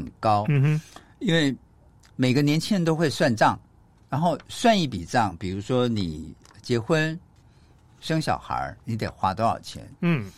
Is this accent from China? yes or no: no; Taiwan; 像我们台湾人是满月